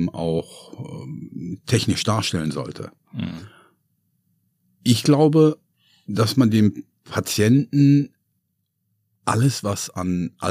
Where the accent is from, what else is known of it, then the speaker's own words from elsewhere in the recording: Hagen, North Rhine-Westphalia, Germany; born there; also born or lived in Bavaria; now in Hamburg, Germany; Hamburg ist für mich neu. Ich bin gebürtig aus Hagen, war lange Zeit in Bayern.